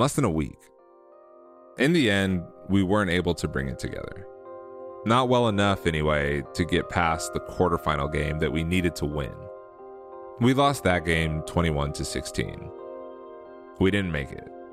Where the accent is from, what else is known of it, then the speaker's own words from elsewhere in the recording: United States; I'm an American athlete